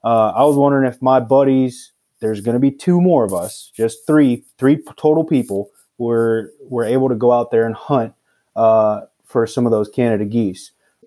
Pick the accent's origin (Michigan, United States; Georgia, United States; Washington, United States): Washington, United States; No, I'm actually from Washington State.